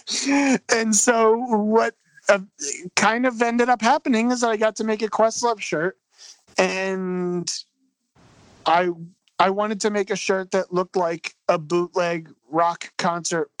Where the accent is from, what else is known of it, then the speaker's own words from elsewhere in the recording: Philadelphia, Pennsylvania, United States; I'm from Philly. I don't know if I mentioned that yet, but I'm from Philadelphia